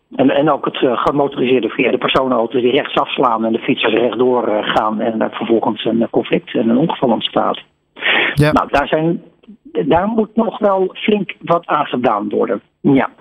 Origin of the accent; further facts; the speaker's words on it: Netherlands; wij kennen als Nederlander